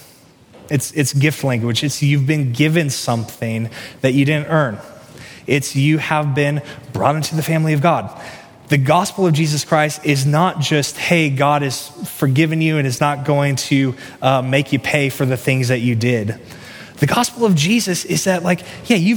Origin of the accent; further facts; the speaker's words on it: Kansas City, United States; moved away as an adult; also born or lived in Chicago; I grew up in Kansas City